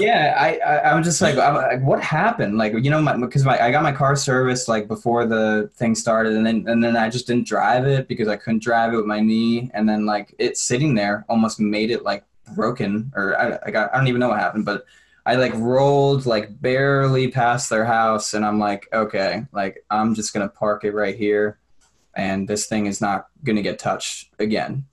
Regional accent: New York, United States; moved away as an adult; I'm from New York

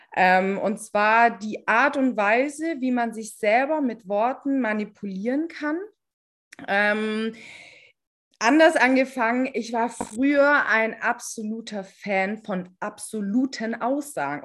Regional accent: Stuttgart, Baden-Württemberg, Germany; wir sind aus Stuttgart

